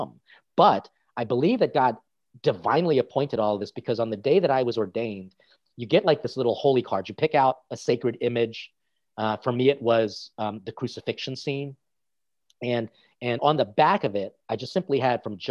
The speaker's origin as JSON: {"language": "English", "country": "United States", "also_born_or_lived": "Italy", "accent": "American", "said": "a Filipino guy who spoke English and in Italian with an American accent"}